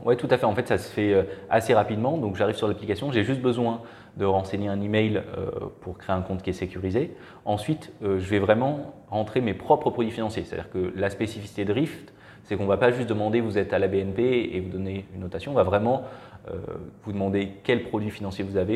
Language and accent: French; Marseille, Provence-Alpes-Côte d'Azur, France; moved away as an adult; also born or lived in Belgium; je suis originaire de Marseille